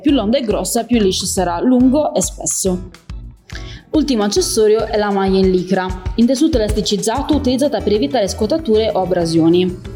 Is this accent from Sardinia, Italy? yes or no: yes; Cagliari, Sardinia, Italy; now in Taranto, Italy; sono sport leader fitness nello store di Taranto, ma nata e cresciuta a Cagliari, in Sardegna